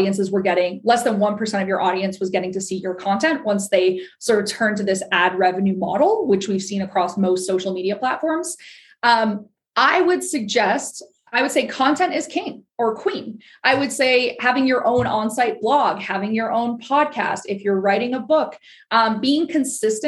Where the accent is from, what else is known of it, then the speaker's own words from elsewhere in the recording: Ottawa, Ontario, Canada; I am from Ottawa, Ontario, which is, of course, our nation's capital in Canada